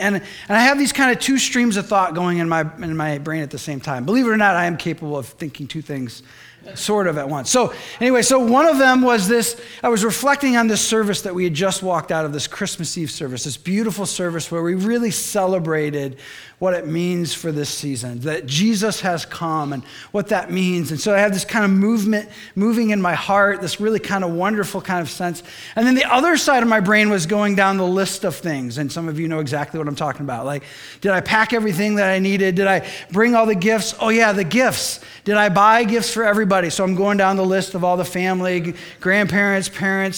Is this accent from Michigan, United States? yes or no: yes; Michigan, United States; moved away; I'm from Michigan